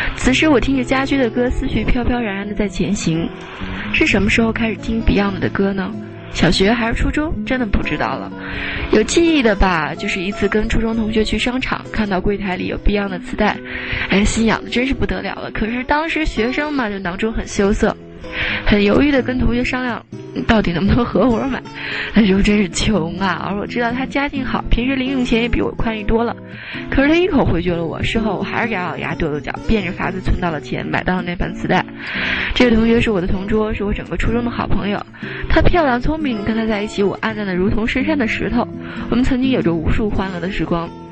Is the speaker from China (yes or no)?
yes; China; moved away as an adult; now in London, United Kingdom; 一位也来自中国的女同事就凑了上来，她说：“你喜欢 … 吧？真是他乡遇故知。”于是我们两个奔四的女人